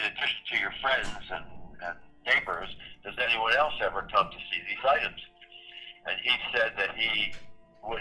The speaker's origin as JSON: {"language": "English", "town": "Philadelphia", "region": "Pennsylvania", "country": "United States", "tie": "born or raised there", "said": "I was born and raised in Philadelphia, and I have lived here my whole life in the city"}